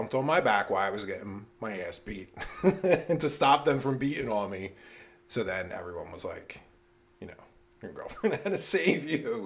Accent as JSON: {"language": "English", "town": "Philadelphia", "region": "Pennsylvania", "country": "United States", "tie": "born or raised there", "said": "growing up in Philly"}